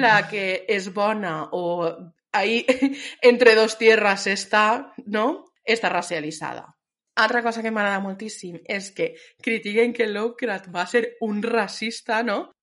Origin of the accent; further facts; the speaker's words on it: Spain; sóc espanyola